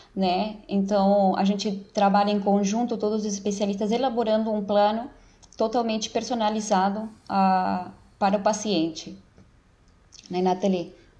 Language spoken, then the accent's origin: Portuguese; Uruguay; first language Spanish; Portuguese is a second language; also born or lived in Brazil; now in São Paulo, Brazil; eu sou uruguaia, naturalizada brasileira